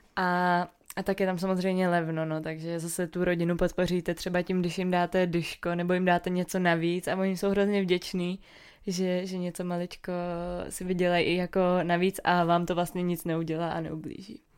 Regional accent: Czechia; jsme z České republiky

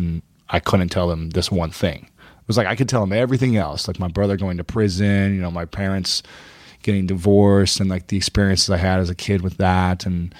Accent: Ohio, United States; Yeah. Ohio.

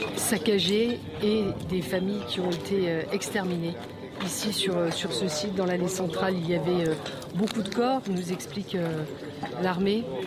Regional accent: Lorraine, Grand Est, France; Moi, je suis Lorraine.

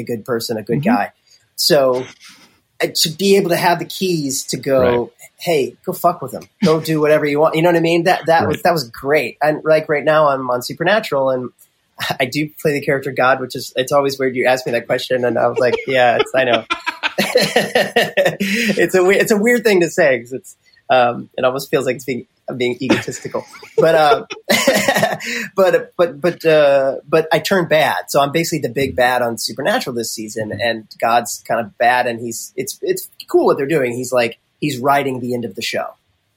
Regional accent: Missouri, United States; moved away; I'm from Missouri

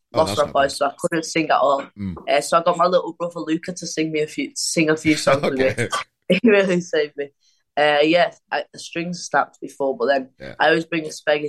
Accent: Wigan, North West England, United Kingdom; I'm from Wigan

